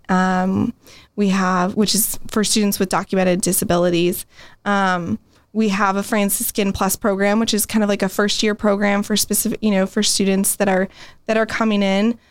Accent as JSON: {"language": "English", "town": "San Diego", "region": "California", "country": "United States", "tie": "born or raised there", "moved": "as an adult", "lives_now": "Steubenville, United States", "said": "I'm actually from San Diego, California, originally"}